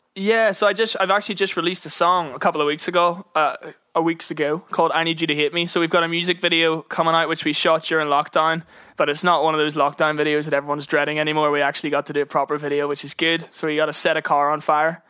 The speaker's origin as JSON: {"language": "English", "region": "Northern Ireland", "country": "United Kingdom", "moved": "yes", "lives_now": "London, United Kingdom", "said": "being Irish in music in London"}